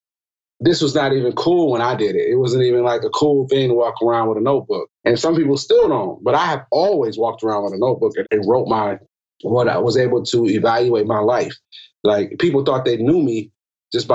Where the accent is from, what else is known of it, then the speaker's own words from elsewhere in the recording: Milwaukee, Wisconsin, United States; I'm from Milwaukee, Wisconsin